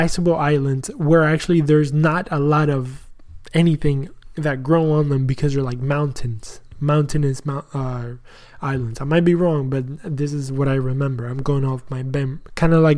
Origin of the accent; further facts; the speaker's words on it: Argentina; now in Texas, United States; I'm proud of being Argentinian